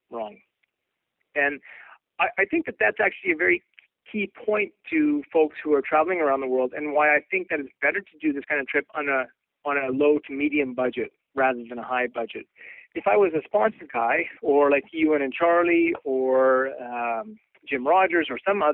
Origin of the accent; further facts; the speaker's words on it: Canada; also born or lived in Colorado Springs / Vancouver; I'm from Canada.